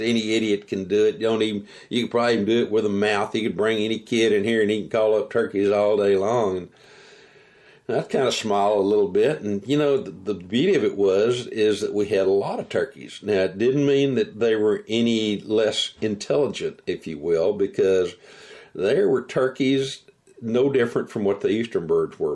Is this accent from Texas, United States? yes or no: yes; Texas, United States; growing up in Texas, living in Texas as a wildlife biologist